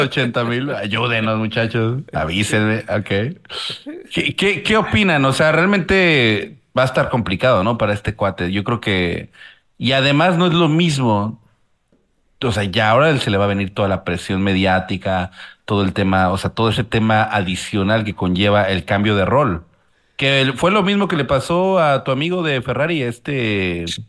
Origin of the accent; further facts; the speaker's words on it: Mexico; como mexicano